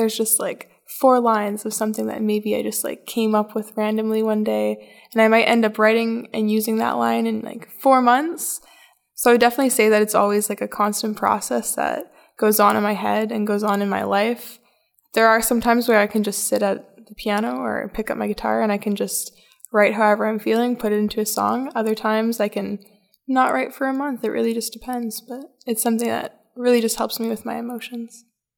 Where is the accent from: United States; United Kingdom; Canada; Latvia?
Canada; Red Rock, Ontario; I'm from Red Rock, Ontario, a really small little town, the hometown of Live from the Rock Folk Festival.